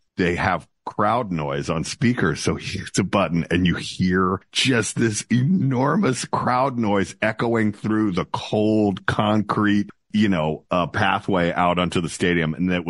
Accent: Atlanta, Georgia, United States; I grew up in Atlanta and I rooted, as a kid for th

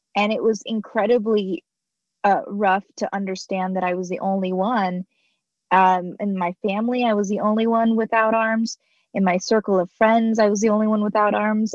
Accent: Arizona, United States; I was born here in America, you know, right in Arizona where I'm I've been here homegrown, been here my whole life

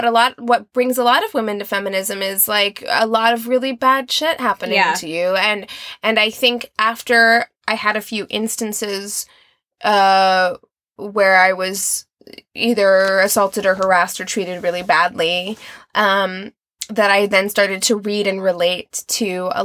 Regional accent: Albuquerque, New Mexico, United States; born there; also born or lived in Nevada / Missouri / Utah; now in California, United States; I was born in Albuquerque, New Mexico. I lived in Las Vegas, Nevada for 7 years, and then Missouri, and then Utah, and Missouri, and now I'm in California.

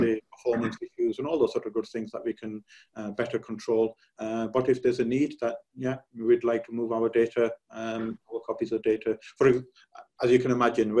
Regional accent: United Kingdom; now in California, United States; I'm personally from the United Kingdom.

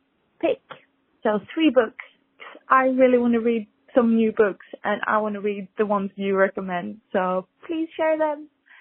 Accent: Sweden; now in Australia; I'm from Sweden as well, but I live in Australia, and I've been following your journey for a very long time

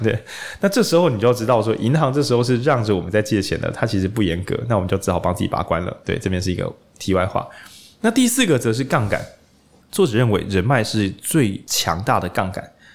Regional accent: Lukang, Changhua County, Taiwan; moved away; 我是彰化人，鹿港这样

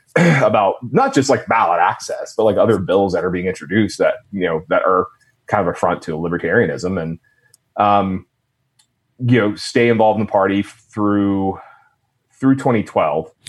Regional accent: Jonesboro, Georgia, United States; my hometown was actually Jonesboro, Georgia

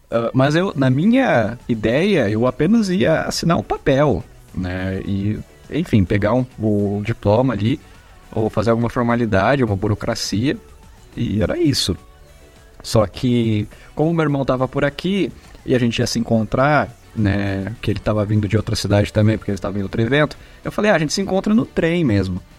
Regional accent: São Paulo, Brazil; como eu venho do, de São Paulo, né, estudei em outras instituições

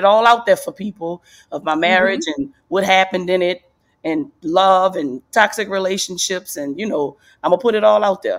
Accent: New Orleans, Louisiana, United States; And I grew up in New Orleans, and New Orleans is a huge football city.

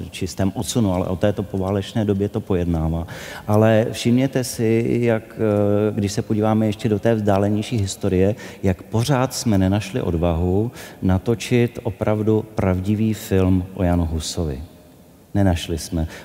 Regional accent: Czechia; tak všichni najednou stojíme svorně tady na Václavském náměstí a všichni skáčeme, protože jsme Češi a kdo neskáče, tak není Čech.

